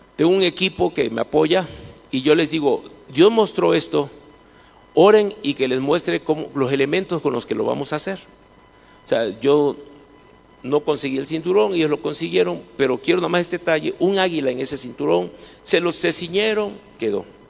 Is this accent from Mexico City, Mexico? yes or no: no; Minatitlán, Veracruz, Mexico; La primera refinería que se hizo en toda Latinoamérica está en la ciudad donde yo nací, donde yo vivo, Minatitlán se llama